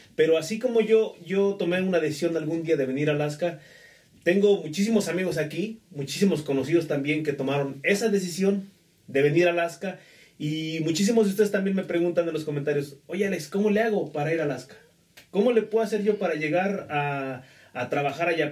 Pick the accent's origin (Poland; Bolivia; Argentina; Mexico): Mexico; somos de México